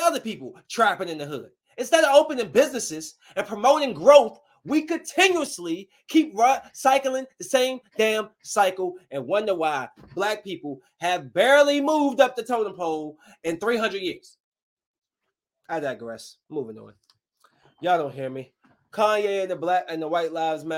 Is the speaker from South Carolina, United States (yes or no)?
no; Bowie, Maryland, United States; I'm from Bowie, from the freaking suburbs.